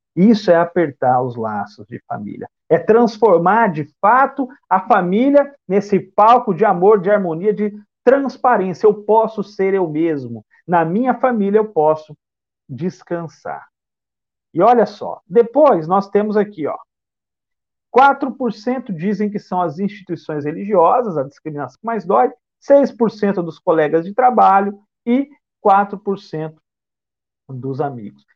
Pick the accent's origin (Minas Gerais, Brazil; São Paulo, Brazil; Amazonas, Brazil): São Paulo, Brazil; Bauru; now in Salvador, Brazil; eu resido em Salvador, mas eu sou do interior do estado de São Paulo, da cidade de Bauru